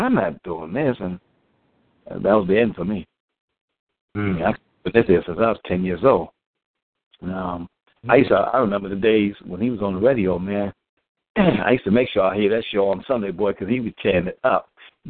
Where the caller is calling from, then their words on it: New Jersey, United States; I'm calling from New Jersey.